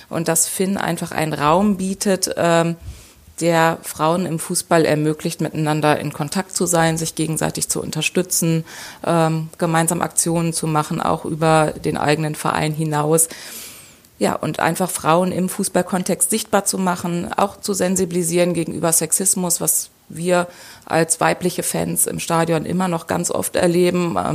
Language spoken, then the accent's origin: German; Lower Saxony, Germany; born there; now in Dortmund, Germany; ich bin 42 Jahre alt, ähm, eigentlich gebürtige Niedersachsen, wohne aber seit vielen Jahren in Dortmund